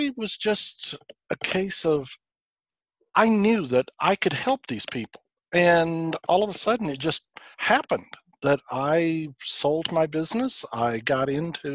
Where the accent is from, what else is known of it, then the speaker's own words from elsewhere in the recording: New Mexico, United States; now in Woodstock, Georgia, United States; my home state of New Mexico